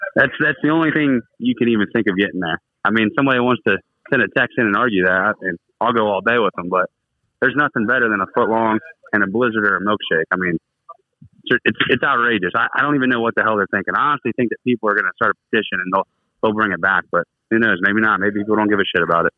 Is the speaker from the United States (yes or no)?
yes; Bainbridge, Ohio, United States; moved away; Well, I'm from Bainbridge, Ohio